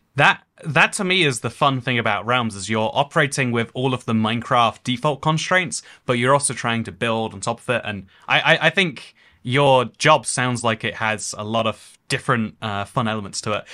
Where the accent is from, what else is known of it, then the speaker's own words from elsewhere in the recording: England, United Kingdom; I'm from England, but also the U K, but also Europe as a continent.